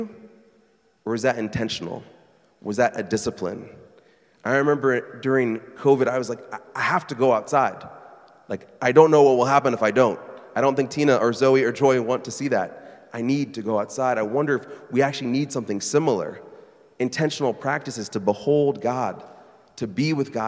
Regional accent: Burlington, Iowa, United States; moved away as an adult; Burlington, Iowa, my hometown.

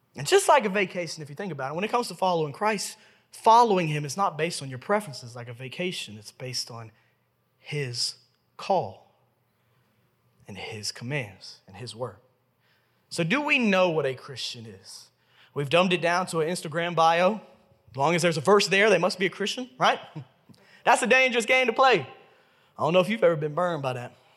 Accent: Memphis, Tennessee, United States; I was born and raised right here in Memphis, Tennessee

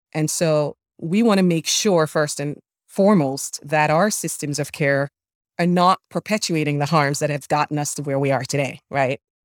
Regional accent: Jamaica; moved away; I'm an immigrant, born and raised in Jamaica

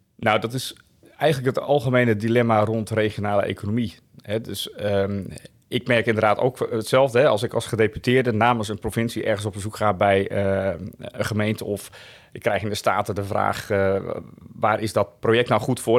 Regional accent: Woudsend, Friesland, Netherlands; also born or lived in Delft; now in Laag Zuthem, Netherlands; ouders komen uit Friesland. Mijn vader heeft, eh, in Delft gestudeerd. Daarom ben ik in Delft, eh, geboren. Maar uiteindelijk zijn ze vrij snel weer teruggegaan naar Friesland

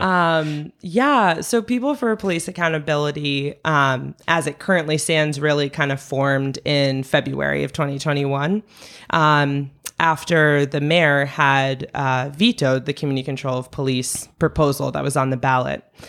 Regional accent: Stowe, Vermont, United States; I grew up in Stowe, Vermont

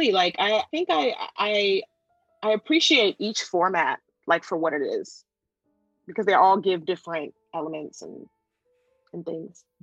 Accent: Japan; English is a second language; it's a dream of mine to perform in my home country.

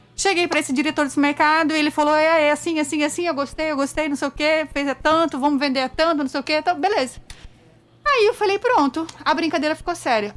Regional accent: interior of São Paulo, Brazil; moved away as an adult; also born or lived in Brasília; now in João Pessoa, Brazil; é uma menina do interior de São Paulo

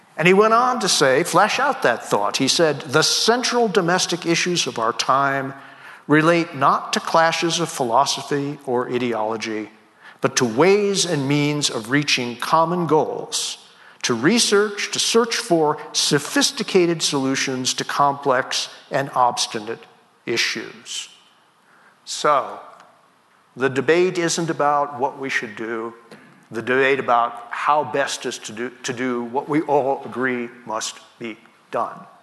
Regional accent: New York City, New York, United States; I was born in the Brooklyn Navy Yard

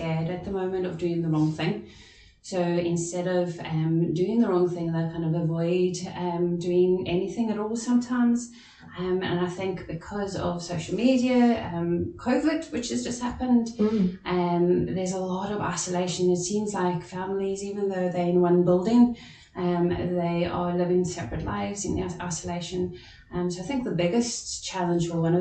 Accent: South Africa; now in Northern Ireland, United Kingdom; As you can hear from my voice, I'm also not from Northern Ireland, I'm from South Africa originally

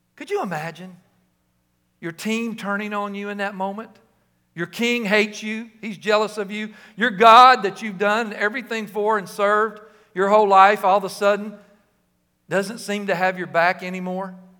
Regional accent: Cleveland, Tennessee, United States; we moved from Peerless Road, lived at twenty-three seventeen Peerless Road over there by Wendy's

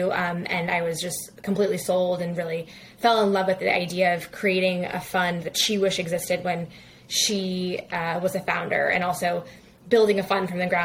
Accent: New York City, New York, United States; I grew up in New York City

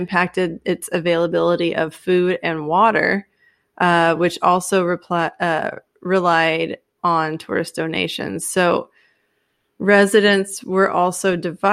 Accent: Texas, United States; I'm from Texas

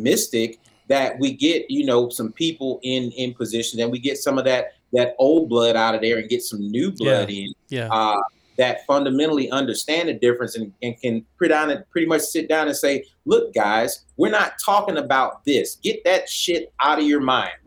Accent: Oklahoma, United States; I come from Oklahoma

